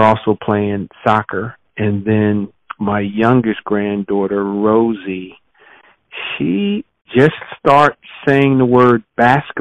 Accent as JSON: {"language": "English", "town": "Trenton", "region": "New Jersey", "country": "United States", "tie": "born or raised there", "also_born_or_lived": "Madison, Wisconsin / Miami / Philadelphia / Buffalo", "moved": "as an adult", "said": "Born and raised in Trenton, New Jersey"}